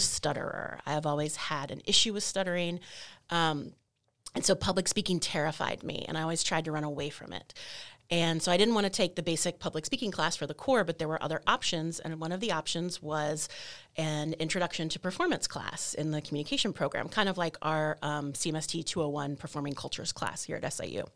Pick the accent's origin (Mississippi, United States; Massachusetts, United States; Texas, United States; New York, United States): Texas, United States; North; also born or lived in Maryland / Louisiana; the rest of my childhood, adolescence, young adulthood in Texas, North Texas